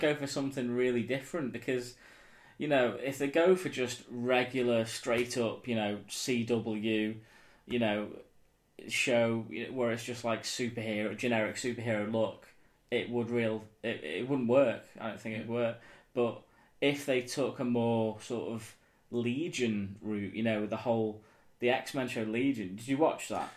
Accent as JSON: {"language": "English", "town": "Southport", "region": "North West England", "country": "United Kingdom", "tie": "born or raised there", "said": "in Southport, you know, in my hometown"}